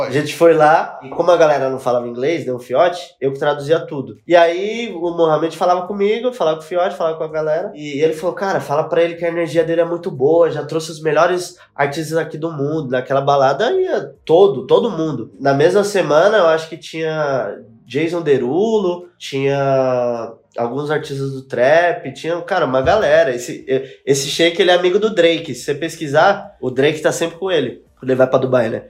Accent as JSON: {"language": "Portuguese", "region": "São Paulo", "country": "Brazil", "tie": "born or raised there", "said": "nasci no Cangaíba, zona leste de São Paulo"}